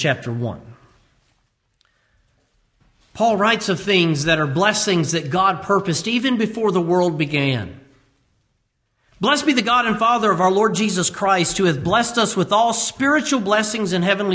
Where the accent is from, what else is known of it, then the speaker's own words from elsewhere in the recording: United States; As American believers